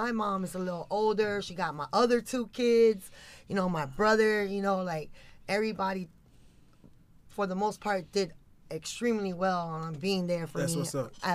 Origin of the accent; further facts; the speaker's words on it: Miami, Florida, United States; I was born and raised in Miami